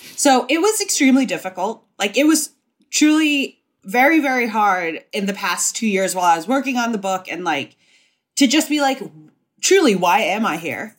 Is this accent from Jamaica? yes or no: no; Hong Kong; moved away as an adult; also born or lived in Singapore / Indonesia / Savannah, Georgia; now in New York, United States; I was born in Singapore and I, uh, lived in Indonesia and I mostly grew up in Hong Kong. So I was in Hong Kong from when I was five to eighteen